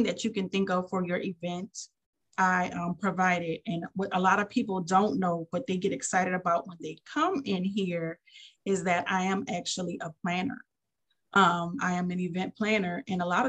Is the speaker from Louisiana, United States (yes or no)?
yes; New Orleans, Louisiana, United States; now in Fort Walton Beach, United States; I'm from New Orleans